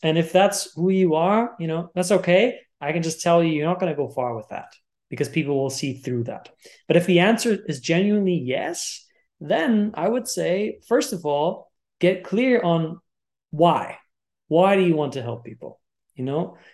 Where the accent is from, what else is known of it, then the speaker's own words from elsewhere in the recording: Germany; I was born and raised in Germany